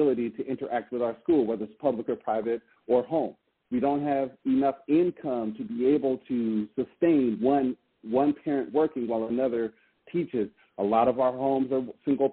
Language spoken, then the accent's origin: English; Pacific Northwest, United States; where I grew up in the Pacific Northwest